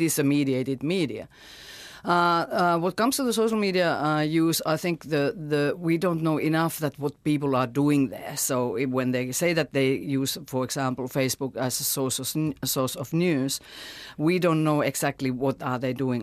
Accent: Finland; now in New Zealand; my home country, Finland

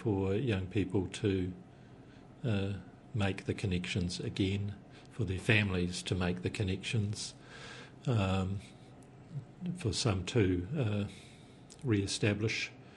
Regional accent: Taranaki, New Zealand; I'm from Taranaki

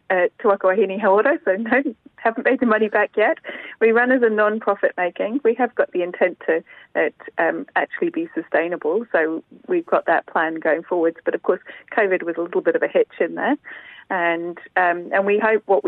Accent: Nepal; now in Waitati, New Zealand; I was brought up in Nepal

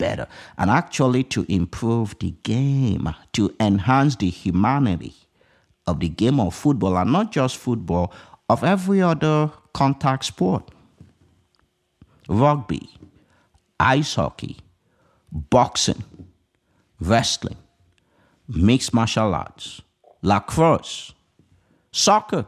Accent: Nigeria; moved away as an adult; now in United States; I did not grow up in the United States of America. I grew up in Nigeria.

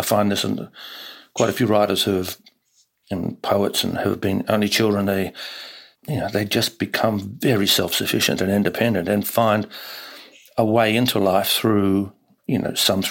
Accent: Hastings, Hawke's Bay, New Zealand; also born or lived in Sydney, Australia; born in Sydney, in Randwick, but then as a baby we went to live in Hastings in New Zealand, which is in the Hawke's Bay

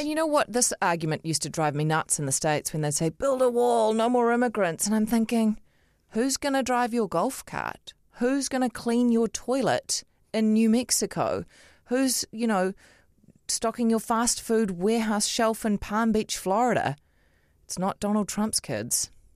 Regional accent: Auckland, New Zealand; I grew up in Otahuhu

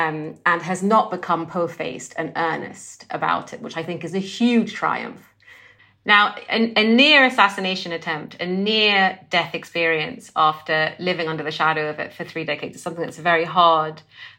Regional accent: Sudan; also born or lived in Egypt / Saudi Arabia; I grew up in the Muslim in a Muslim country, so all of this I experienced in Sudan and then in other parts of the Muslim world, so in Egypt and Saudi Arabia.

